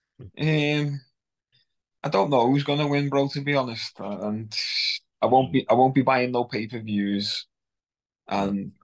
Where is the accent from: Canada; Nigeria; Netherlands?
Nigeria; I'm Nigerian